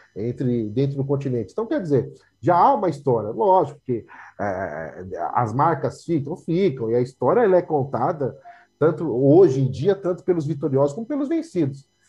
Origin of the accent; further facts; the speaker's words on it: São Paulo, Brazil; minha história é marcada pela Zona Leste. Morei no Carrão um tempo, Aí depois saí do Carrão, fui para Cidade Tiradentes, aí estou aqui até hoje